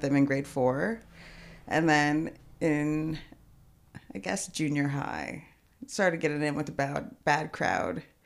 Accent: Edmonton, Alberta, Canada; born or raised there; also born or lived in Kelowna, British Columbia

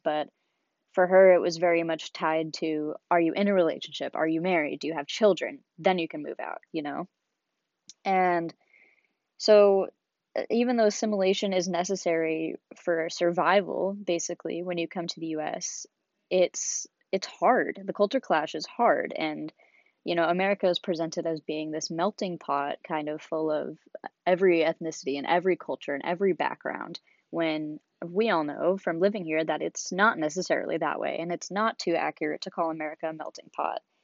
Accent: Seattle, Washington, United States; moved away as an adult; now in San Diego, United States; I was born and raised in Seattle, Washington

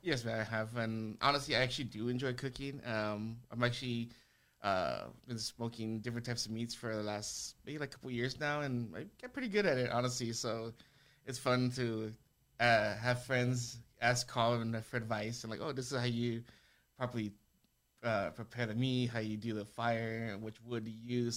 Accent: El Paso, Texas, United States; born and raised in El Paso, I went to Eastwood High School

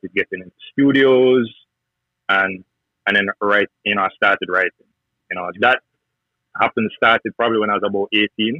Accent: Jamaica; now in United States; growing up in Jamaica

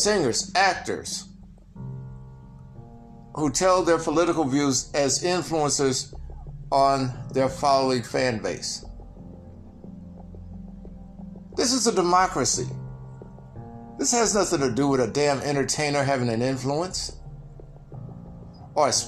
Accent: Mississippi, United States; moved away; also born or lived in California; I came from the South in an era when America was fighting for civil rights and had to go through the transition. Like many people in my age group. And going from Mississippi to California

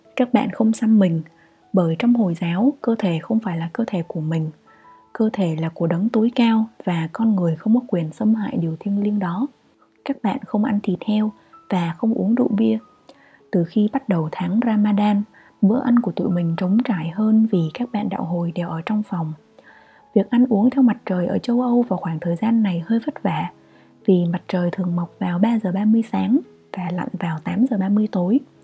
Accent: Vietnam; moved away as an adult; also born or lived in Austria; mình duy nhất là người Việt

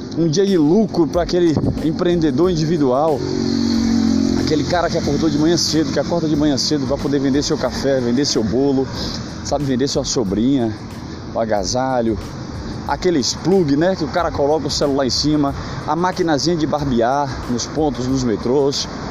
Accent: Brazil; sou brasileiro, sou patriota

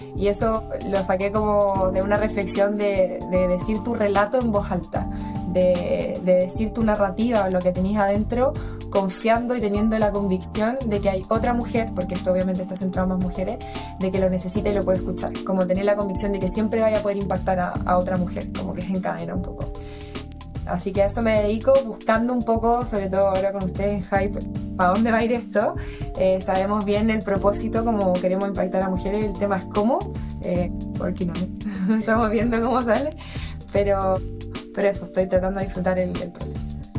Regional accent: Chile; soy mujer chilena

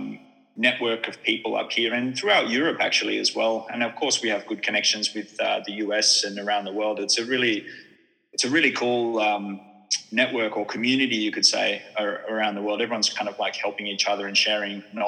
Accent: Australia; now in Finland; as an Australian who moved to Finland

